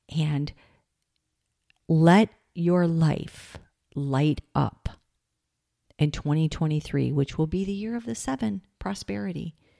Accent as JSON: {"language": "English", "region": "Michigan", "country": "United States", "tie": "born or raised there", "said": "I grew up in Michigan."}